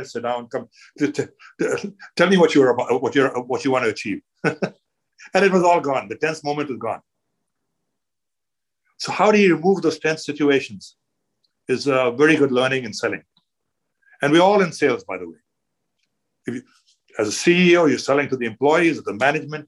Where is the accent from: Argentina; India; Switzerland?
India; moved away as an adult; also born or lived in Toronto, Canada; now in Canada; I'm Indian. I grew up in India